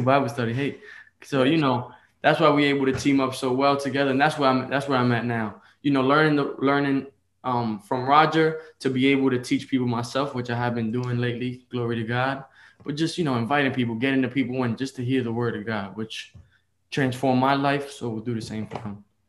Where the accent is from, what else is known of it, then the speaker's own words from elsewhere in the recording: New York City, New York, United States; I was born in the Bronx, New York